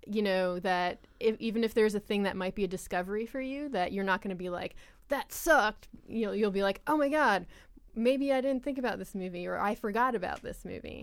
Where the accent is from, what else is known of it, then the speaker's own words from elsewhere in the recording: Long Island, New York, United States; I'm, I'm from Long Island, and I'm Italian and American